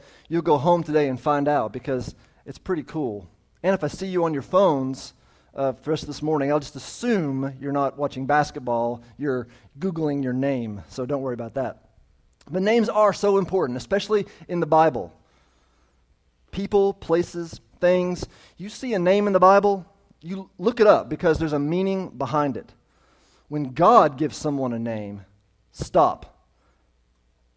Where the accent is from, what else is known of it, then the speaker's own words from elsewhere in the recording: United States; I'm an American